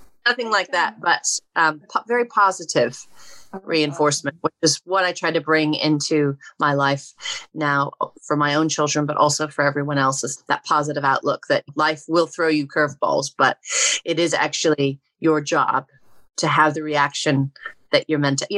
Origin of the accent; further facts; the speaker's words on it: Oregon, United States; I grew up in Oregon